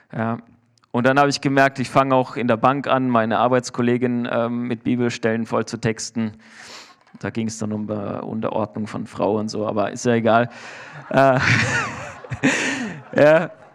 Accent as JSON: {"language": "German", "country": "Germany", "said": "Ich bin Deutscher"}